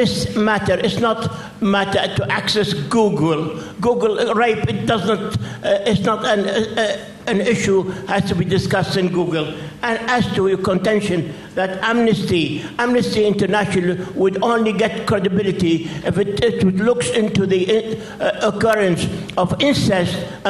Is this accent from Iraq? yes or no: yes; Iraq; moved away; I come from Iraq.